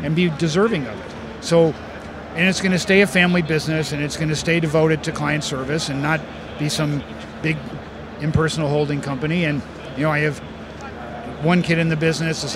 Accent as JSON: {"language": "English", "town": "Chicago", "region": "Illinois", "country": "United States", "tie": "born or raised there", "also_born_or_lived": "New York", "said": "I'm from Chicago. I live in New York and Chicago"}